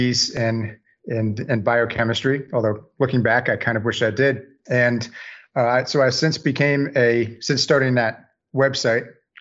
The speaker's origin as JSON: {"language": "English", "region": "Northern New Jersey", "country": "United States", "also_born_or_lived": "New York City, United States / Delaware, United States", "moved": "yes", "lives_now": "Savannah, United States", "said": "I'm originally from Northern New Jersey. I currently live in Savannah, Georgia"}